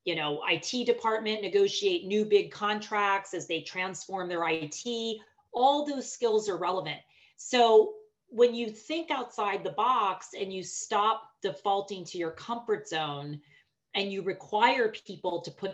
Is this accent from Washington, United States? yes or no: no; Pittsburgh, Pennsylvania, United States; I was born and raised in Pittsburgh.